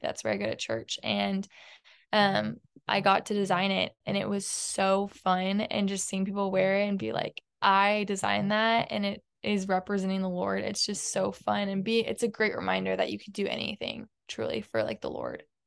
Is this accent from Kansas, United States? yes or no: no; Houston, Texas, United States; I grew up in Houston my whole life